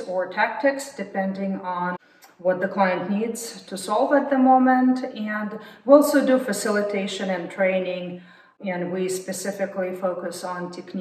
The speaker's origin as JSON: {"language": "English", "region": "Moscow", "country": "Russia", "tie": "born or raised there", "also_born_or_lived": "Texas", "moved": "yes", "lives_now": "United States", "said": "I'm not from Texas, so I was born and raised in Moscow."}